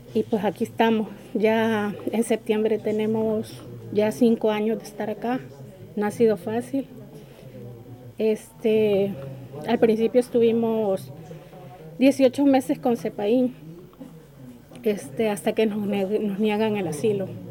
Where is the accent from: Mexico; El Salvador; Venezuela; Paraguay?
El Salvador; moved away as an adult; now in Torre Pacheco, Spain; soy del Salvador